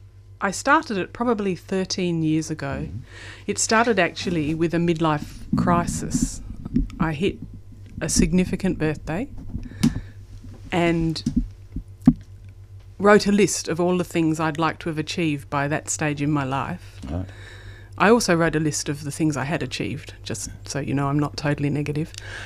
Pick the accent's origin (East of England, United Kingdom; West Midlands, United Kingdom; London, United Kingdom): East of England, United Kingdom; So I was from Essex.